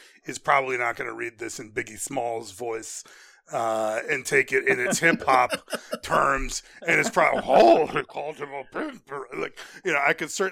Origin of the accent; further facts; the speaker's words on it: New York City, New York, United States; I'm from Brooklyn